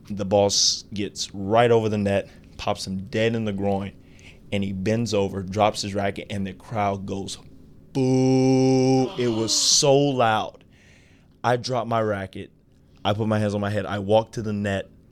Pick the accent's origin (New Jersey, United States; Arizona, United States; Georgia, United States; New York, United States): Georgia, United States; Atlanta; I was playing in my hometown